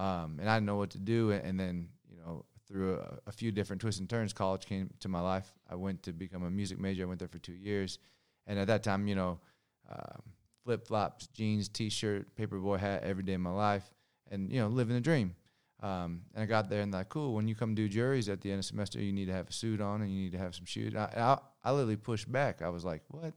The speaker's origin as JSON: {"language": "English", "town": "Long Beach", "region": "California", "country": "United States", "said": "Long Beach, California."}